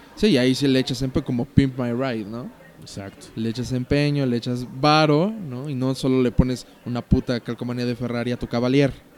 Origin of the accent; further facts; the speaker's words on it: Mexico; soy mexicano, hablo español, en pesos.